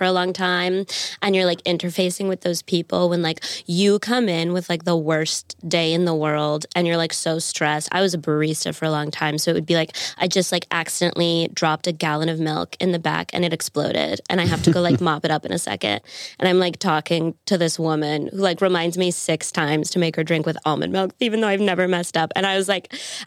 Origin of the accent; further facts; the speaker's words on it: Fayetteville, North Carolina, United States; moved away as an adult; also born or lived in Denver; I'm from Fayetteville, which is like not a super like wealthy city